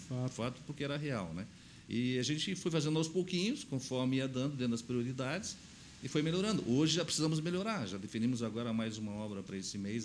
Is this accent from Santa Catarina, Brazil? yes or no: yes; Blumenau, Santa Catarina, Brazil; eu sou natural de Blumenau, né? nasci no bairro da Velha